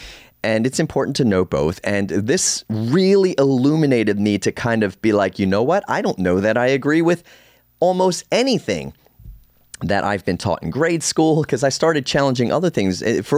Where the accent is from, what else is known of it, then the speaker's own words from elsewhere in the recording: Northeast, United States; born there; I was born in the Northeast. I traveled to London in Ireland.